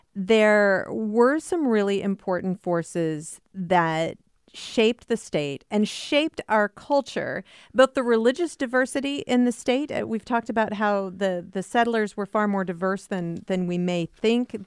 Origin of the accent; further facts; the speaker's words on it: Iowa, United States; I was growing up in Iowa in the nineteen seventies and eighties